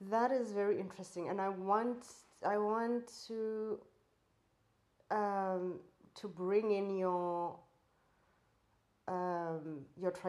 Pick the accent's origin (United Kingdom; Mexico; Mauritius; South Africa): South Africa; I'm South African. I grew up under apartheid.